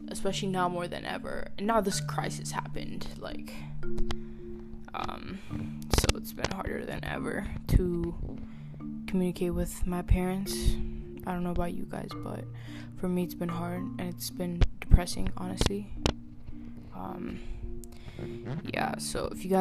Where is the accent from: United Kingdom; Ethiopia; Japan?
Ethiopia; moved away; I grew up in Ethiopia. We all grew up in Ethiopia